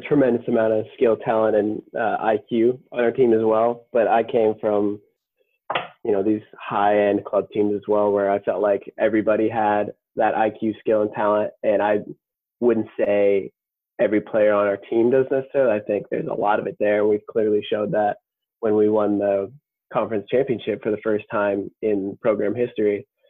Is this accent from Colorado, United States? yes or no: yes; Colorado, United States; now in Minnesota, United States; We both live in Minnesota at this point. And I came from Colorado, which are both pretty active states